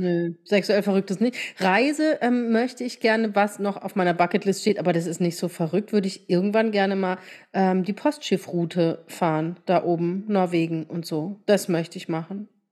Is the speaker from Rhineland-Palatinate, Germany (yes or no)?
yes; Rhineland-Palatinate, Germany; Bei uns in der Pfalz